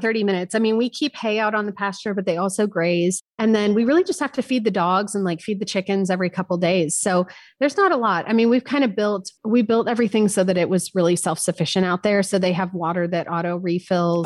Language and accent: English; San Francisco, California, United States; also born or lived in Paris, France; now in Austin, United States; I grew up in San Francisco, nineties rave culture